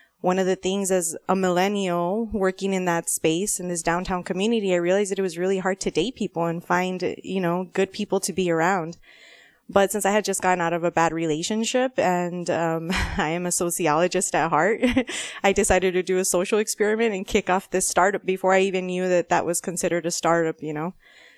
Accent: Nogales, Arizona, United States; also born or lived in Tucson; I am a border girl. I was born here in Tucson, but I actually grew up in Ambos Nogales.

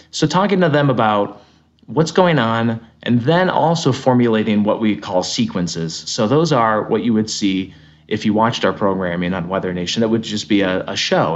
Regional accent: Connecticut, United States; moved away as an adult; also born or lived in Lyndonville, Vermont; where I grew up in Connecticut.

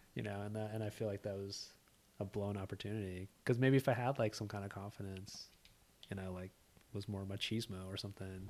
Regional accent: Orange County, California, United States; I grew up in Orange County. So, like, the O C

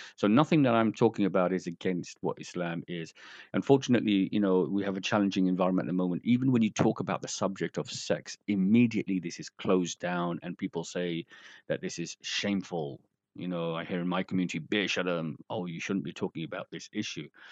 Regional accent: London, United Kingdom; moved away as an adult; also born or lived in Bradford; I'm from London, uh, you know, I've been working in Bradford for nearly, you know, like I said, 30 years

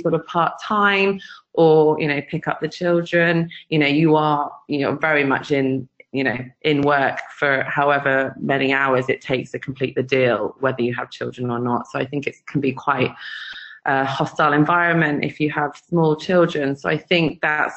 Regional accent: West Country, South West England, United Kingdom; moved away as an adult; also born or lived in London; now in Dubai, United Arab Emirates; I'm originally from the West Country, so Somerset and Devon, but I escaped when I was 18

